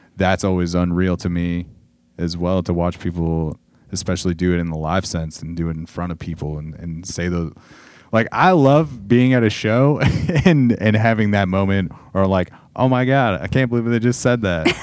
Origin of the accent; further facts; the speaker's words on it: Southern California, United States; growing up in Southern California in the, in the nineties and early two thousands.